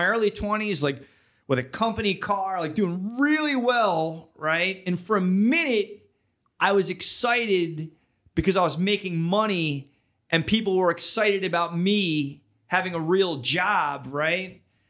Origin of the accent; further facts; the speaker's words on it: Philadelphia, Pennsylvania, United States; Born and raised Philadelphia, like that's kind of where, you know, where I come from.